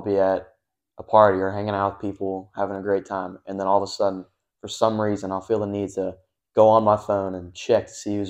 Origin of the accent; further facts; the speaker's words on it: Cincinnati, Ohio, United States; I'm from Cincinnati.